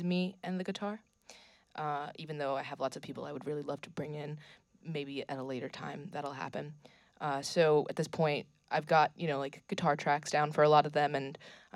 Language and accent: English; Worcester, Massachusetts, United States; also born or lived in Montpelier, Vermont; now in Burlington, United States; I grew up in Worcester, Massachusetts, so I came from there being a lot of people, but I settled into a very small town in Montpelier